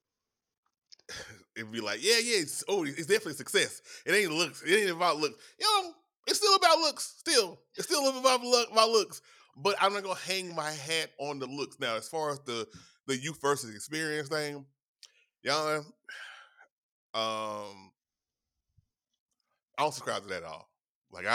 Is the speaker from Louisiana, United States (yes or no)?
yes; Louisiana, United States; I'm from Louisiana